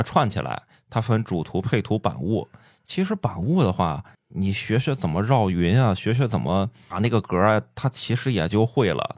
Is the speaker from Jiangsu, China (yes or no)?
no; Shandong, China; 我是山东人